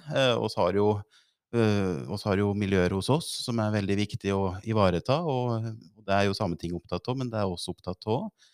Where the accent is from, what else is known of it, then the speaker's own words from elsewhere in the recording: the Skjåk area, Innlandet, Norway; i oppvekståret en bodd i Skjåk. Så det er jo i strøket der jeg er